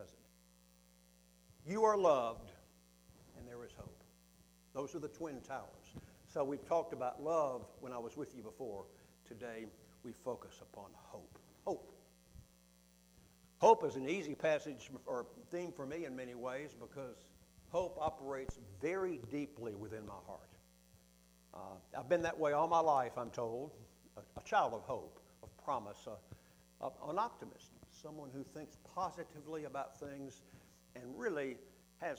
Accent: Huntsville, Alabama, United States; my hometown of Huntsville, Alabama

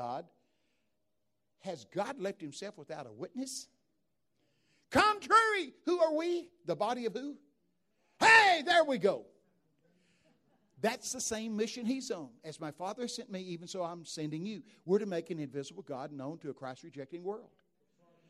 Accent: Texas, United States; I'm from Texas.

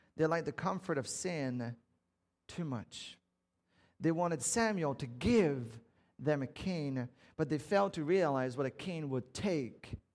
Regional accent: Canada; I'm French Canadian

